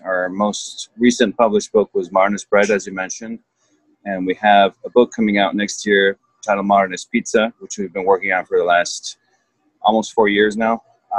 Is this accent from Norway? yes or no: no; Mexico City, Mexico; born there; So, as you mentioned, I was born in Mexico City.